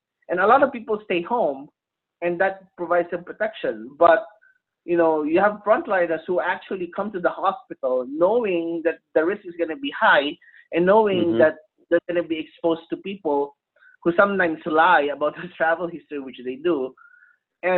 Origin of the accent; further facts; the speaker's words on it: Philippines; now in United States; I'm not originally from the U.S. I'm originally from the Philippines